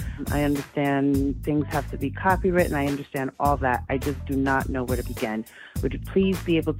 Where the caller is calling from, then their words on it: Las Vegas, Nevada, United States; I'm calling from Las Vegas, Nevada.